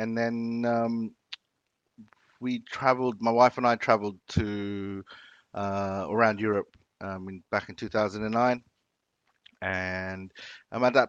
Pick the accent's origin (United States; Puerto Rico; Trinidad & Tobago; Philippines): Philippines; moved away; You know, we were obviously growing up in the Philippines when I was younger. I have very few food memories in the Philippines.